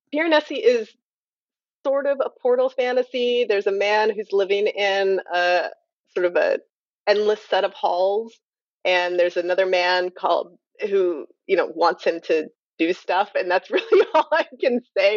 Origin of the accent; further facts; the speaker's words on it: Napa County, California, United States; I'm from Napa County